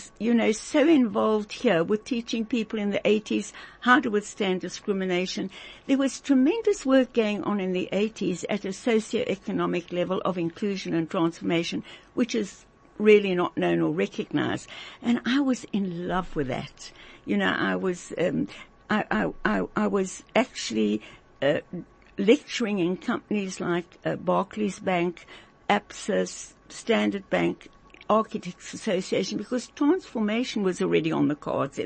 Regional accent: South Africa; coming from South Africa, with our incredible background

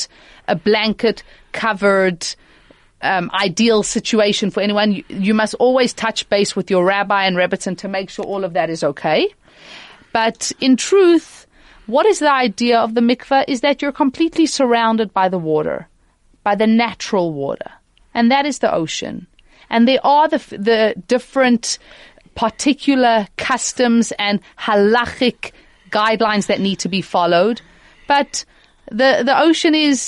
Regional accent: Johannesburg, Gauteng, South Africa; moved away as an adult; now in Mauritius; growing up in Johannesburg

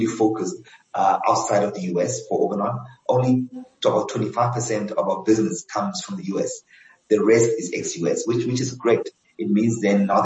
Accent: Johannesburg, Gauteng, South Africa; also born or lived in Cape Town; I'm a Joburg boy. I was actually born and I grew up in Soweto

